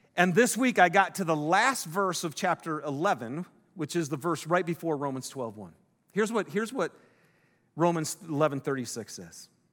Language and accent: English; Detroit, Michigan, United States; I'm from Detroit